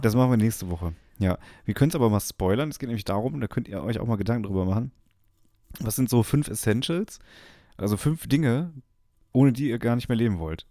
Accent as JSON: {"language": "German", "area": "near Dortmund", "region": "North Rhine-Westphalia", "country": "Germany", "said": "ich komme aus der Nähe von Dortmund, ich bin Dortmund-Fan"}